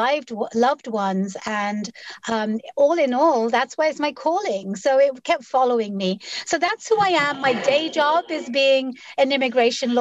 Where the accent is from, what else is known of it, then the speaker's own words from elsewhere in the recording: London, United Kingdom; moved away as an adult; also born or lived in Bangladesh; now in Seattle, United States; I was born and raised in London, but for a little while of my life, I lived in Bangladesh